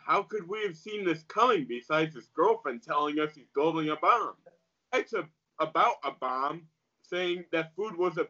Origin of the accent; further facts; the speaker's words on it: Chicago, Illinois, United States; I grew up in Chicago